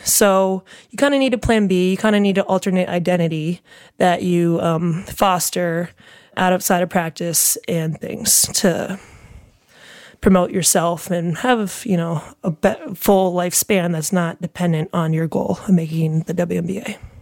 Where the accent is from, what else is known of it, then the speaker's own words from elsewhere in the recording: New York area, Connecticut, United States; moved away as an adult; also born or lived in Barcelona; now in Chicago, United States; I grew up in the New York area